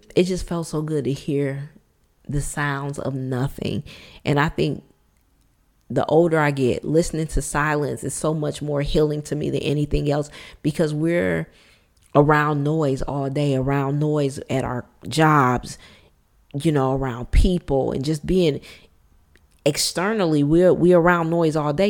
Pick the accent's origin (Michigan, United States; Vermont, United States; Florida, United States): Michigan, United States; Detroit; born and raised in Detroit, Michigan, we call it the D, born and raised in Motown